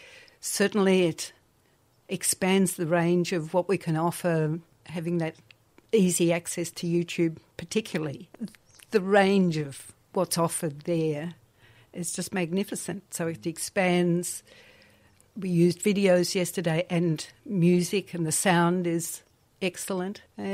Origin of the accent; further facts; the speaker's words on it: Melbourne, Victoria, Australia; I was born in Melbourne and then with both parents teachers.